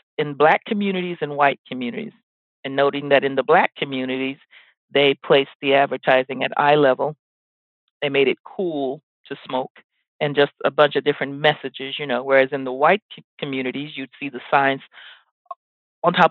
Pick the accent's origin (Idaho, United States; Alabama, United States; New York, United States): Alabama, United States; Mobile; moved away; I was born in Mobile, Alabama.